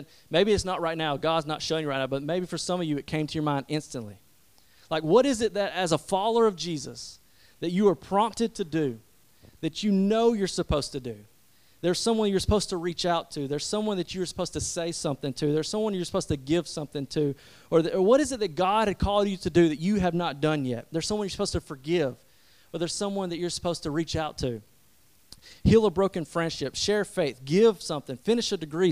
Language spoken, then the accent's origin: English; West Point, Georgia, United States; my hometown where everybody knows me